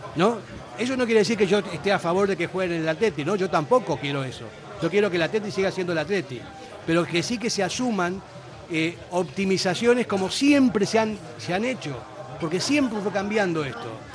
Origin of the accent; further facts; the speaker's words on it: Argentina; also born or lived in Basque Country; now in Spain; yo soy un argentino que vino aquí hace cuarenta y pico de años